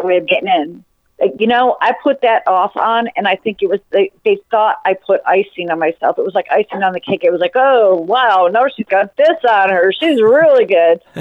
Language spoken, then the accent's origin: English; Chicago, Illinois, United States; now in Louisiana, United States; I was born and raised in Chicago and ran around barefoot all the time